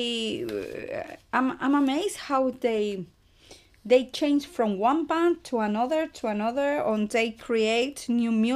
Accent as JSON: {"language": "English", "country": "Chile", "said": "I'm from Chile."}